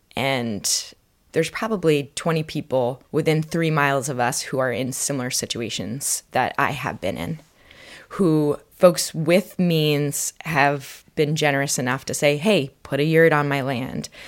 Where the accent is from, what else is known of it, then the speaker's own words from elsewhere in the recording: Vermont, United States; I grew up in Vermont